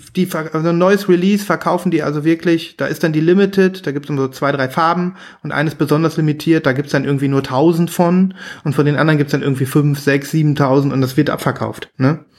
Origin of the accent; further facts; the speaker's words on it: near Münster, North Rhine-Westphalia, Germany; in der Nähe von Münster, in so einem kleinen, kleinen süßen Kaff.